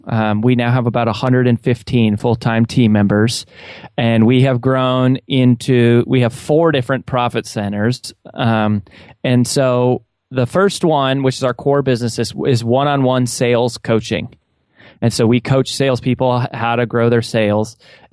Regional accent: Colorado, United States; now in Nashville, United States; And I grew up in Colorado, was raised by a single mom who sold Mary Kay Cosmetics

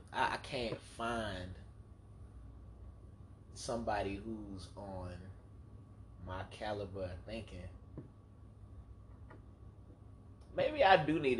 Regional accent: the South, United States; accent: Southern drawl; We got Southern draw, right? Because I'm from the South.

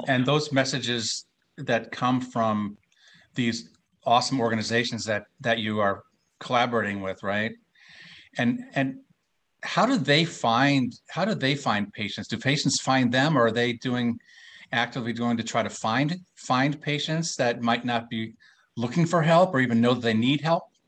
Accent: Minnesota, United States; I'm from Minnesota, so you know we're mm. fellow Midwesterners

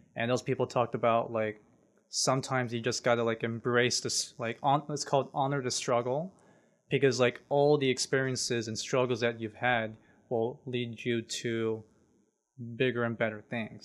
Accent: San Jose, California, United States; now in Los Angeles, United States; I was born and raised in San Jose, basically Silicon Valley.

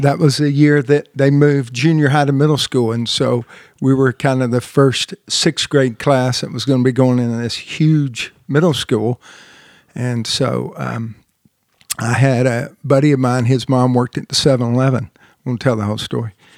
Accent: Marietta, Georgia, United States; moved away; also born or lived in Southern California; I was born and raised in Marietta, Marietta, Georgia

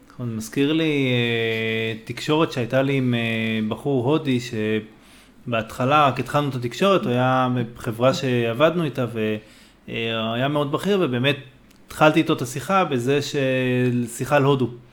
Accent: Israel; בתור ישראלי

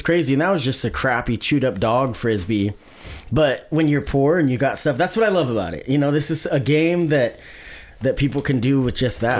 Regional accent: Springfield, Oregon, United States; I grew up in Springfield, and we used to go down to Island Park

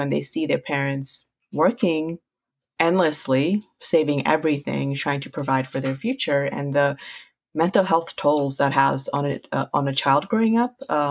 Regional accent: United States; first language Punjabi; also born or lived in Queens, New York / Baltimore, Maryland; I literally grew up in like Queens, Flushing, and then Baltimore

